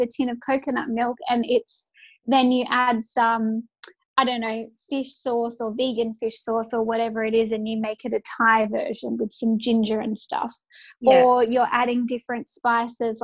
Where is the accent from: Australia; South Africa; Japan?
Australia; New South Wales; I grew up in New South Wales